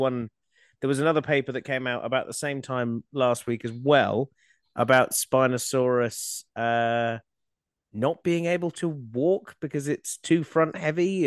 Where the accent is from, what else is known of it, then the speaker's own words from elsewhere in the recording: Australia; Growing up in Australia and and starting out doing conservation